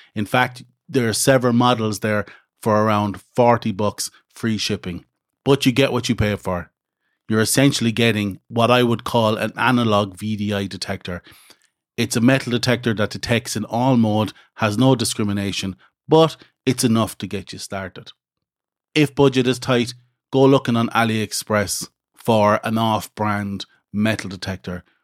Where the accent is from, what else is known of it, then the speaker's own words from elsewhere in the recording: Midlands, Ireland; where I grew up in the Midlands in Ireland